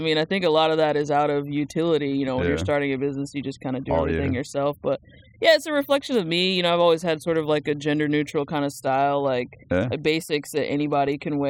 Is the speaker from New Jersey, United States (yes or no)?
yes; New Jersey, United States; Born and raised. Okay. Like, went there, like, born there, went to, like, all school there, even went to college there.